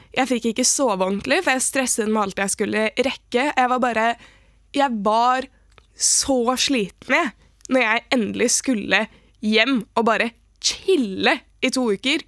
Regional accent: Oslo, Norway; Jeg er fra Oslo

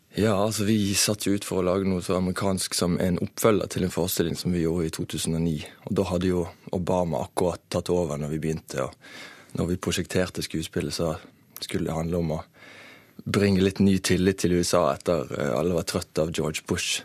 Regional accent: Norway; I'm from Norway

